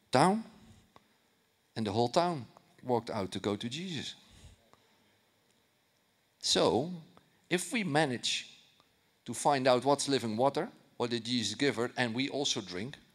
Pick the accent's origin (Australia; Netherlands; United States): Netherlands; you know, I'm from Holland. I, I, I, I, didn't grow up in church.